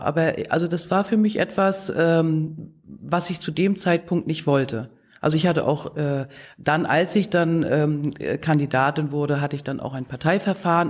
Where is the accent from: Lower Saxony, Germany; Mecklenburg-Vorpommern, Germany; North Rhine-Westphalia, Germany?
Mecklenburg-Vorpommern, Germany; Wismar; also born or lived in Leipzig; Ich komme aus Mecklenburg-Vorpommern, ich bin in Wismar geboren worden